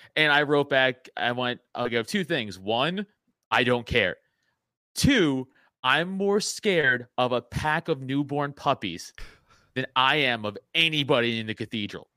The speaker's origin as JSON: {"language": "English", "town": "New York City", "region": "New York", "country": "United States", "tie": "born or raised there", "said": "I'm from Staten Island. We grew up a different way"}